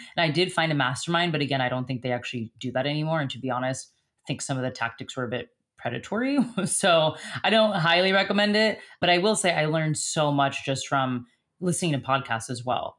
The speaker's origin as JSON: {"language": "English", "country": "United States", "also_born_or_lived": "Stralsund, Germany", "moved": "as an adult", "said": "as an American."}